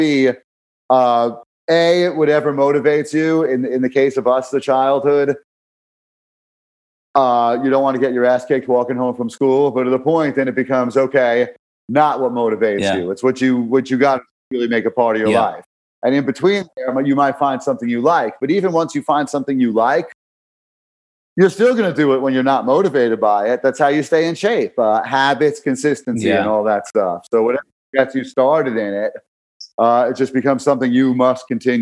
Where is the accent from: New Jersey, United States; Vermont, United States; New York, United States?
New York, United States; New York City; growing up in Brooklyn